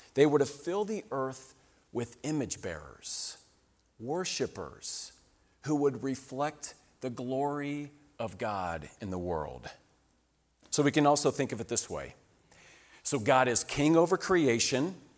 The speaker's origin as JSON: {"language": "English", "region": "Colorado", "country": "United States", "said": "we come from Colorado"}